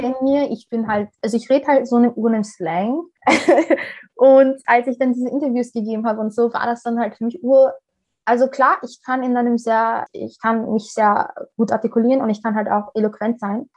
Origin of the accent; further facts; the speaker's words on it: Vienna, Austria; also born or lived in Somalia; ich bin eine Wienerin wie Dominik Nepp